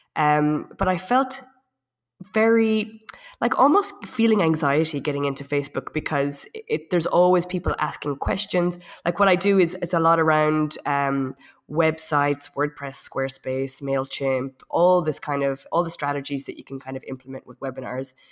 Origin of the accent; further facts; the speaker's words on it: Ireland; moved away as an adult; also born or lived in south of France; now in France; I'm from Ireland. I've been in France for about ten years.